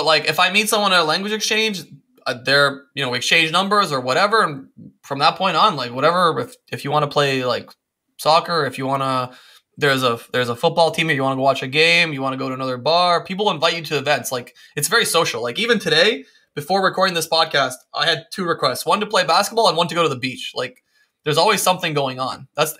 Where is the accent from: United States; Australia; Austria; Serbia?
Serbia; born there; I was born in Eastern Europe in Serbia and I've kind of had that. For many years, I've had that urge to go back